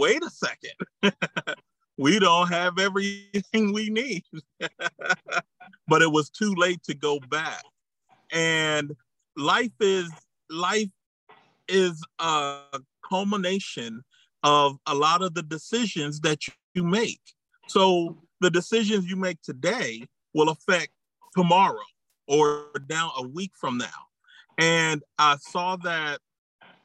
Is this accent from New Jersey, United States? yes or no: yes; New Jersey, United States; moved away as an adult; also born or lived in Maryland / Louisiana / Texas / Michigan; I was born in Maryland, raised in New Jersey.